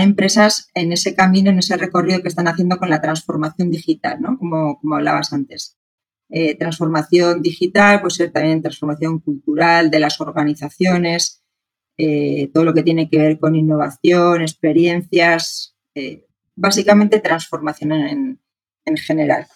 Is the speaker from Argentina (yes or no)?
no; Spain; moved away as an adult; also born or lived in Santiago, Chile; soy, soy española